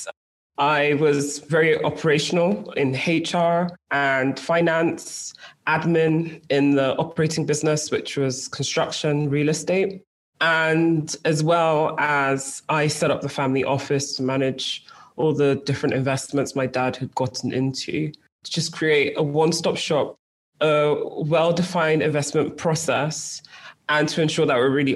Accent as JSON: {"language": "English", "country": "United Kingdom", "tie": "born or raised there", "accent": "British", "moved": "as an adult", "lives_now": "Lagos, Nigeria", "said": "my parents decided that it was best for my brothers and I, for our life exposure, for our education, to move to the UK, hence the very strong British"}